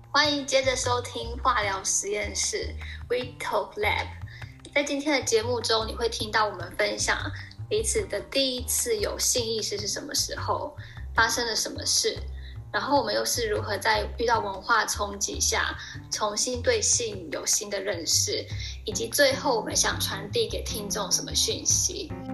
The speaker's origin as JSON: {"language": "Chinese", "country": "Taiwan", "tie": "born or raised there", "also_born_or_lived": "United Kingdom", "moved": "as an adult", "said": "毕竟我们都是在台湾长大的"}